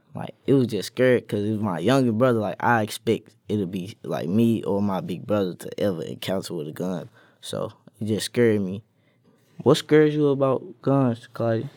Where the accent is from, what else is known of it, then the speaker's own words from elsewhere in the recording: St. Louis, Missouri, United States; I'm from Saint Louis